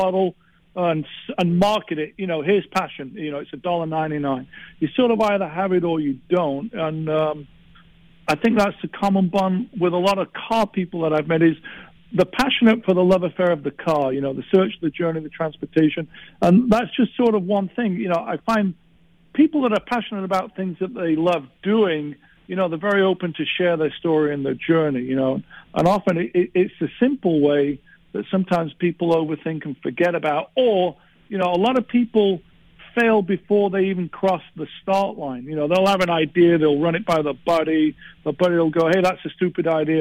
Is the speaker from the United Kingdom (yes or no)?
yes; England, United Kingdom; moved away as an adult; being English in L.A. in the 80s